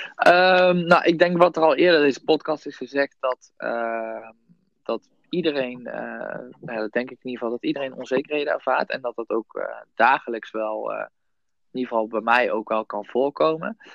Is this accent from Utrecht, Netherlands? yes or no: no; Son en Breugel, North Brabant, Netherlands; also born or lived in Nijmegen; ik kom uit Zonnebreugel, hetzelfde als Jasper.